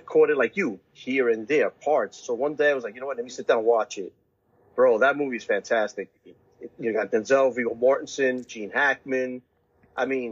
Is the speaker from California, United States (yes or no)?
no; Brooklyn, New York, United States; that was in my hometown, Brooklyn